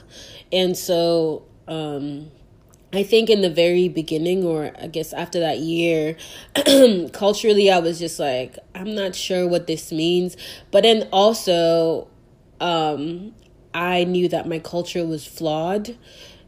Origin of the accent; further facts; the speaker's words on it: Nigeria; now in Texas, United States; as a Nigerian, I know what that means culturally